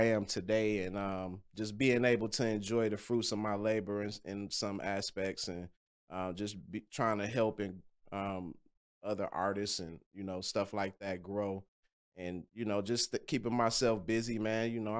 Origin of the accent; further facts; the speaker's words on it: Kankakee, Illinois, United States; See, I grew up in Kankakee, Illinois, so that's right outside of Chicago.